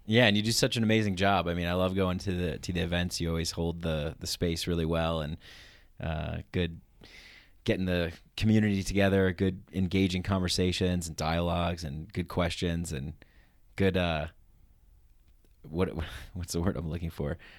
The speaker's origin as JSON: {"language": "English", "region": "New York", "country": "United States", "moved": "as an adult", "lives_now": "Denver, United States", "said": "I'm from New York."}